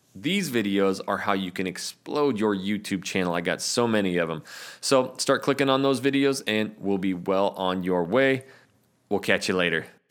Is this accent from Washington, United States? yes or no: no; Coeur d'Alene, Idaho, United States; moved away as an adult; now in Portland, United States; I'm from North Idaho, the Coeur d'Alene area.